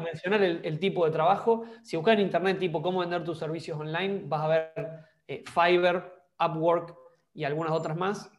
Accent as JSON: {"language": "Spanish", "country": "Argentina", "also_born_or_lived": "Denmark", "moved": "as an adult", "said": "me fui de Argentina en busca de, otros horizontes o, de otras cosas"}